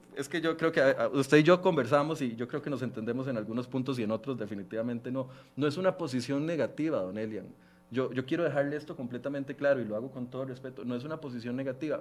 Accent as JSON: {"language": "Spanish", "country": "Costa Rica", "said": "como ministro y como costarricense"}